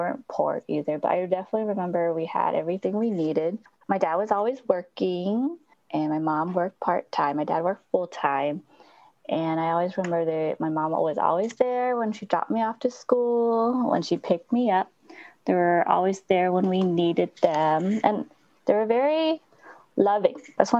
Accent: Portland, Oregon, United States; born or raised there

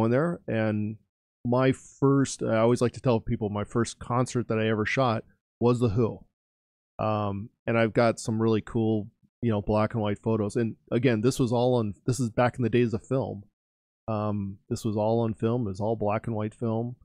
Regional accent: California, United States; growing up, I grew up in California

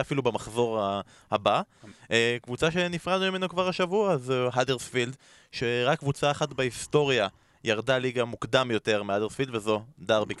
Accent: Israel; אנחנו כישראלים

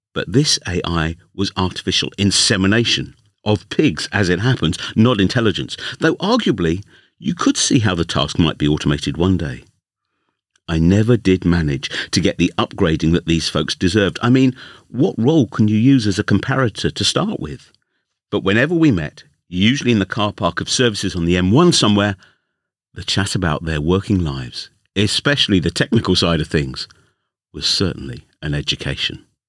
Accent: London, United Kingdom; accent: London; my London accent

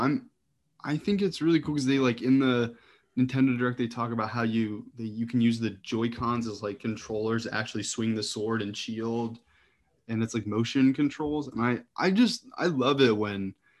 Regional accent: Midwest, United States; now in East Coast, United States; I grew up in the Midwest

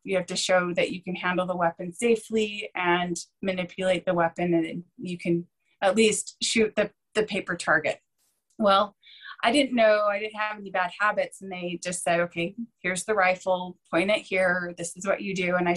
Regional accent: Utah, United States; I was born and raised here in Utah

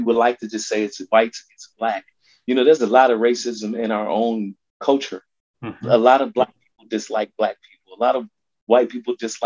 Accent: Chicago, Illinois, United States; I'm from the West Side of Chicago

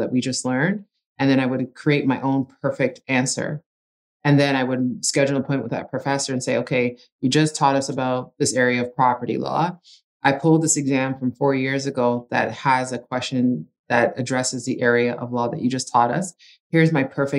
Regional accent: Ajax, Ontario, Canada; first language Italian; English is a second language; We're originally from Ajax and just commuted to school

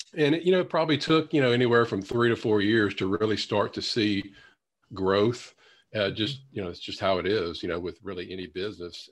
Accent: Louisiana, United States; my hometown in Louisiana

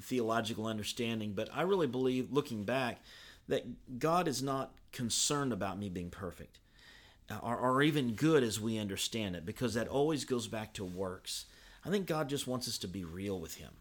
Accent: Evansville, Indiana, United States; I grew up in Evansville

